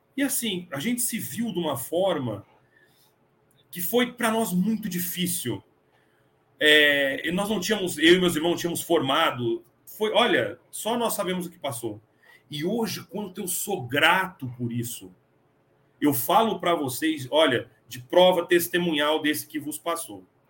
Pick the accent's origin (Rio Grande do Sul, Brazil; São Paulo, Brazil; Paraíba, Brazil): São Paulo, Brazil; moved away as an adult; now in Franca, Brazil; Eu sou de São Paulo, morei 23 anos em São Paulo e vim para Franca.